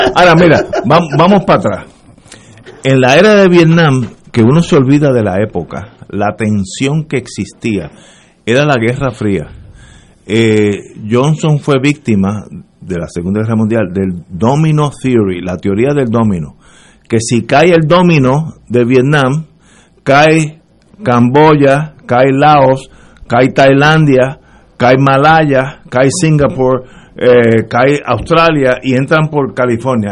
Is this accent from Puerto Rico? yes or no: yes; Puerto Rico; somos de Puerto Rico